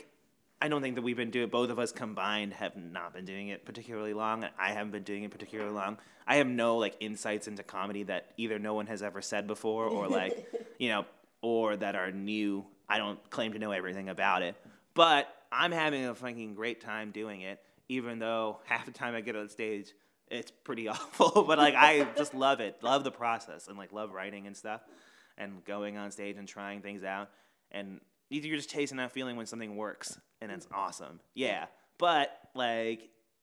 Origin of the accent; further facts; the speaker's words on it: New Jersey, United States; moved away as an adult; now in Boston, United States; I'm from New Jersey. And I lived in New Jersey up until I was like 22 years old.